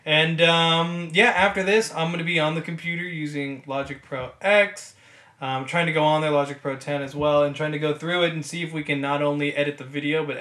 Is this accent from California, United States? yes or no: yes; Los Angeles, California, United States; I'm born and raised in Los Angeles, California, which is where we're filming this right now, my room